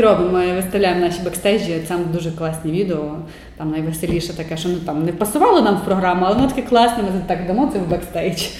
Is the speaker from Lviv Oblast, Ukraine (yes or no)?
yes; Sokal, Lviv Oblast, Ukraine; moved away; Я з маленького міста сама я народилася в Сокалі е, та 90 кілометрів від Львова.